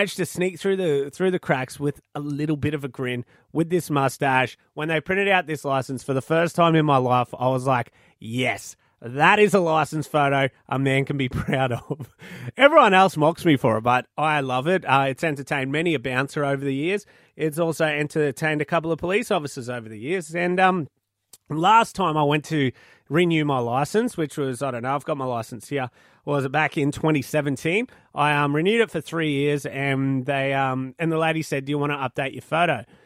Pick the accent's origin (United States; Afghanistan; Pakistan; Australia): Australia; Malanda, Queensland; my hometown of Malanda, I used to have a teacher that sung opera